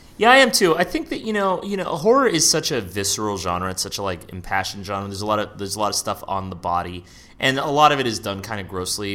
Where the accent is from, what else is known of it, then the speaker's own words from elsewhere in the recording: San Francisco, California, United States; I grew up in San Francisco